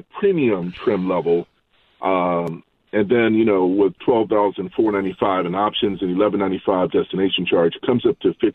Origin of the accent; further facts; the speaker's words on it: Maryland, United States; my home state of Maryland